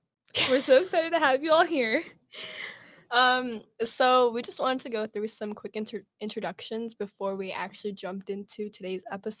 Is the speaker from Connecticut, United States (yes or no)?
no; a Chicago suburb, Illinois, United States; moved away as an adult; now in Madison, United States; I'm studying computer science, and I'm from a Chicago suburb.